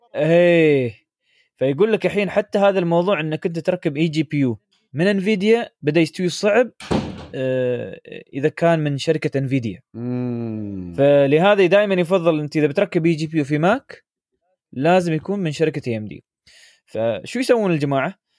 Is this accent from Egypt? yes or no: no; United Arab Emirates; عندنا في الامارات